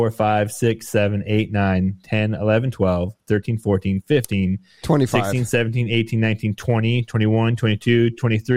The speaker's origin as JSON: {"language": "English", "region": "Nevada", "country": "United States", "tie": "born or raised there", "said": "I grew up in Nevada"}